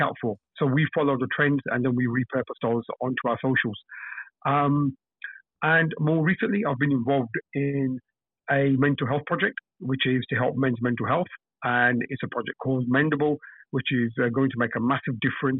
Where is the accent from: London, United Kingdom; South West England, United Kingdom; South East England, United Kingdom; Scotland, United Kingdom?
London, United Kingdom; I'm from London, UK. You probably can tell from my accent.